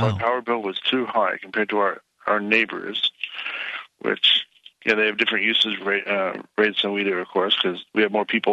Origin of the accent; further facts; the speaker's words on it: California, United States; now in Ohio, United States; I'm from California.